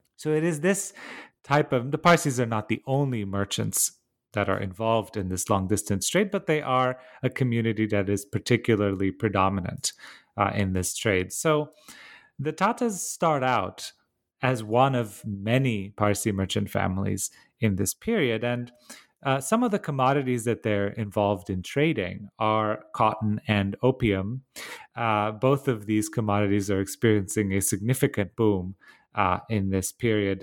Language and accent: English; Bucharest, Romania; moved away; I grew up in, uh, Romania, in Bucharest.